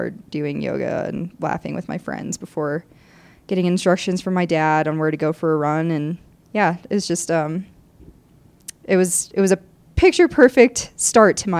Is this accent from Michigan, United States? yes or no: yes; southeastern Michigan, United States; moved away as an adult; now in Colorado, United States; I'm from southeastern Michigan.